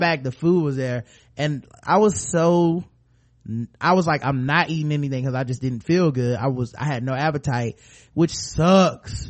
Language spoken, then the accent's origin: English; North Carolina, United States; We're from North Carolina.